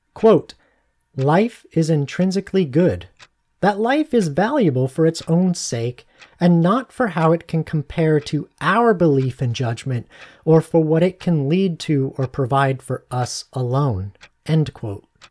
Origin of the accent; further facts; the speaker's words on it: Arizona, United States; moved away; I'm from Arizona originally